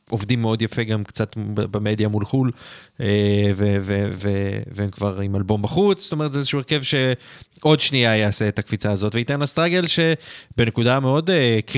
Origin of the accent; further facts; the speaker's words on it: Hungary; אני הונגרי, מותר לי לרדת להונגרים.